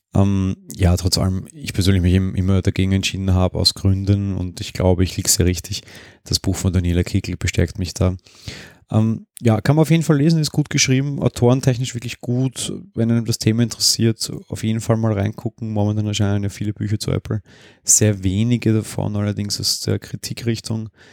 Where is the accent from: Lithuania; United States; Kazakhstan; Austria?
Austria; Bei uns in Österreich